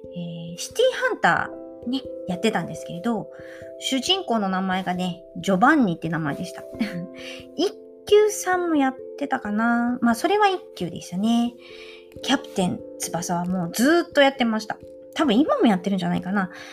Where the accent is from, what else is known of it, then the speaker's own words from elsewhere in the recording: Japan; also born or lived in Italy; 自分が日本人である